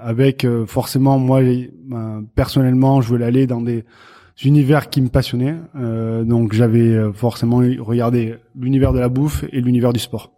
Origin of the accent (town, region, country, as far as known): Béarn, near Pau, Nouvelle-Aquitaine, France